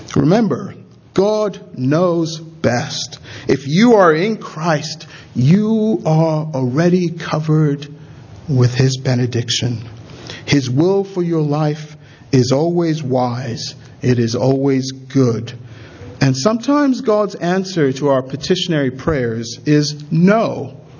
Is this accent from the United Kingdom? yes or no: no; Nigeria; I'm a Nigerian